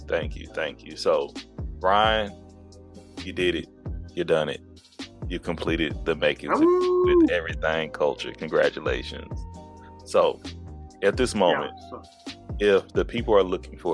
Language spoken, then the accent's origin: English; Texas, United States; I'm from Texas.